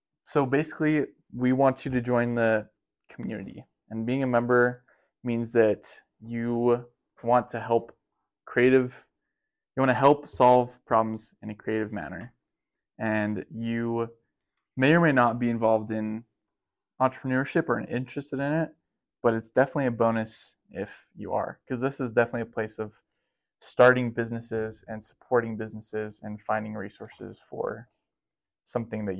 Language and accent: English; Logan, Utah, United States; I was born and raised in Logan, Utah